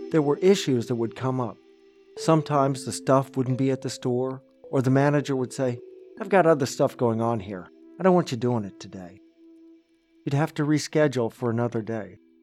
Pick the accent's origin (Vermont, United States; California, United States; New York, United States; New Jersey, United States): Vermont, United States; Barre; when I was growing up in Barrie